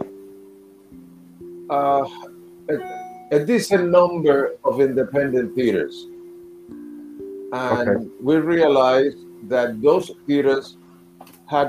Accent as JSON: {"language": "English", "country": "Cuba", "tie": "born or raised there", "also_born_or_lived": "New York City", "moved": "yes", "lives_now": "United States", "said": "I was born in Cuba"}